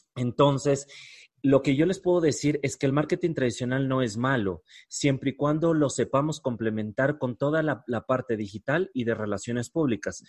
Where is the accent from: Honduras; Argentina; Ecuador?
Ecuador; en mi país, en Ecuador